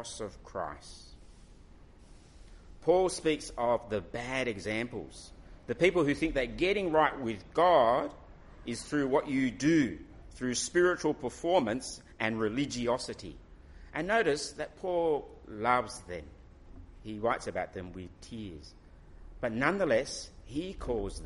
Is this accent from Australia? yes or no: yes; Australia; my nationality will say Australian. And yes, I belong in Australia